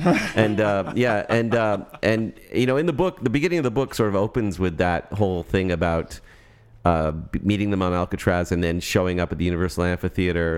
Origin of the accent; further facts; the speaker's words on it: Toronto, Ontario, Canada; now in Berkeley, United States; I'm, I'm from Toronto